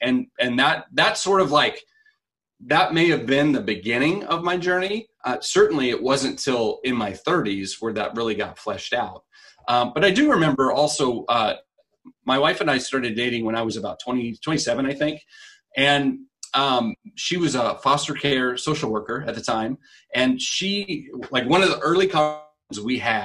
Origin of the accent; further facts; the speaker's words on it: Wichita, Kansas, United States; I grew up in Wichita